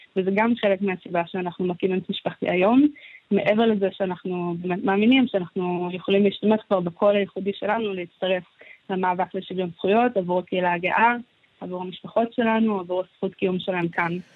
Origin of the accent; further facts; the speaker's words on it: Gan Yavne, Central District, Israel; כשהייתי קטנה אני גדלתי בגן יבנה